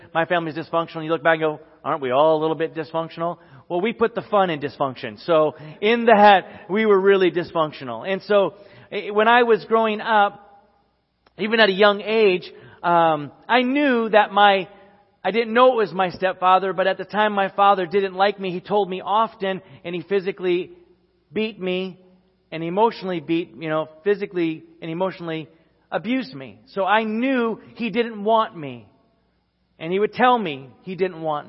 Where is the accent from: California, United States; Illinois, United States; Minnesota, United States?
Minnesota, United States; Sherburn; growing up in the Midwest and at this time in Sherburn, Minnesota